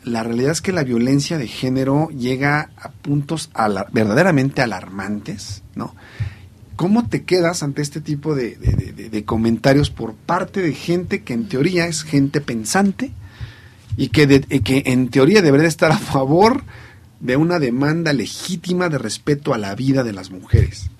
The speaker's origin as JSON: {"language": "Spanish", "country": "Mexico", "said": "somos los mexicanos"}